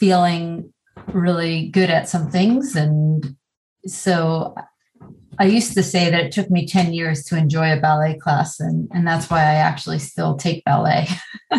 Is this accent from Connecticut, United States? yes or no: yes; Connecticut, United States; I'm from Connecticut. I'm from a really small town and grew up in the middle of the woods